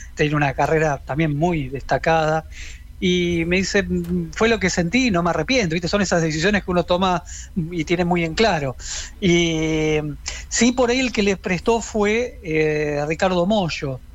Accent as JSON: {"language": "Spanish", "town": "Quilmes", "region": "Buenos Aires Province", "country": "Argentina", "said": "Yo tenía 12 años, soy de Quilmes y tomaba clases de guitarra"}